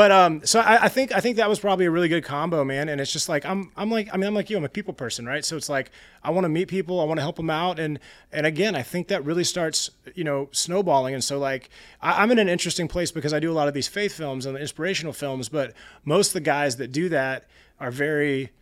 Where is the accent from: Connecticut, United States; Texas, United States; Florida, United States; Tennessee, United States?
Texas, United States; Especially growing up in Texas